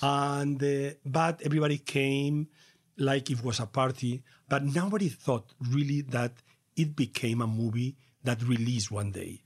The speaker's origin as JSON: {"language": "English", "region": "Castilla-La Mancha", "country": "Spain", "tie": "born or raised there", "second_language": "English", "said": "I was born in La Mancha, in a rural place in nineteen forty-nine."}